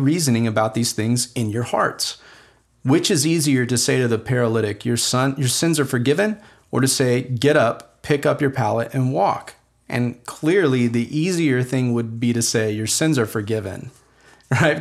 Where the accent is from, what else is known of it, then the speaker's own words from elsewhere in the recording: United States; English-speaking American people